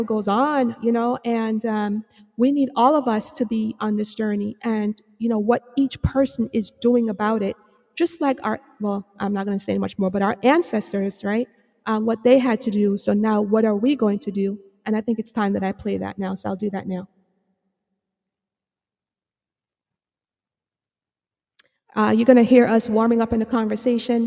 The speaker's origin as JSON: {"language": "English", "country": "Jamaica", "moved": "yes", "said": "I'm from Jamaica"}